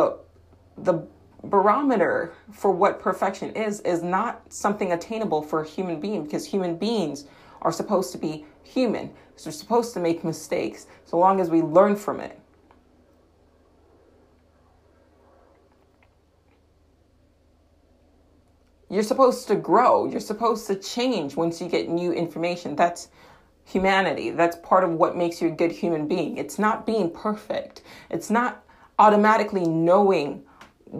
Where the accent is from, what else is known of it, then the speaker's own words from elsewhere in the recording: United States; I am an American in England, so my accent probably had something to do with it